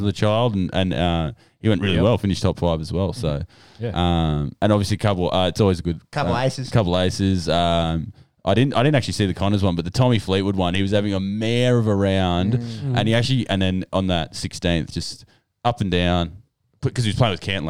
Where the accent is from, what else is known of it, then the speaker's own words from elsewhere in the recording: Ireland; As a proud Irishman here